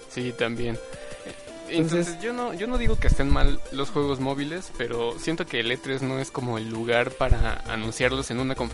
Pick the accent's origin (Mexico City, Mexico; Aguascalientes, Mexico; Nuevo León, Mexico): Mexico City, Mexico; yo sí soy del DF, yo nací